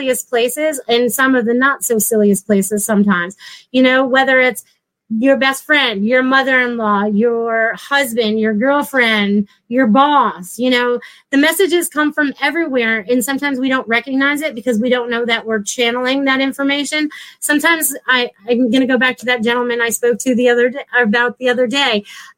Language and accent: English; Connecticut, United States; moved away; I was from Connecticut.